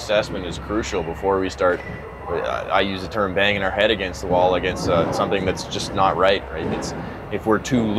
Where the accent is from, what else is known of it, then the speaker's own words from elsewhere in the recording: Calgary, Alberta, Canada; I grew up playing here in Calgary